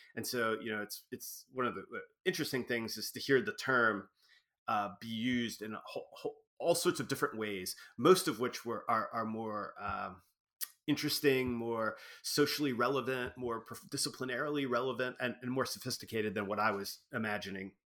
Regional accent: Wilmington, Delaware, United States; moved away; also born or lived in North Dakota; I grew up on the East Coast in Wilmington, Delaware

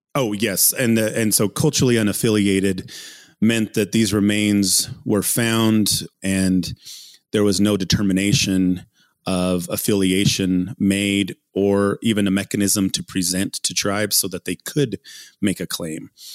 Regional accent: Ute Mountain Ute Reservation, southwestern Colorado, United States; being born and raised in, in southwestern Colorado, McKelmel Canyon is where I grew up and on the Ute Mountain Ute Reservation.

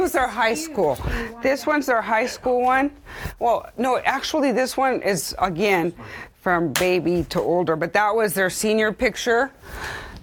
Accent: King City, California, United States; English is a second language; also born or lived in Mexico; growing up, when I moved from Mexico to our first little camp south of King City, as soon as I learned English

